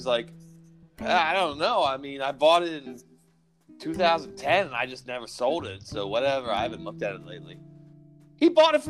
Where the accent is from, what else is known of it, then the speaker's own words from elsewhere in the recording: New York, United States; You from New York? I'm from New York.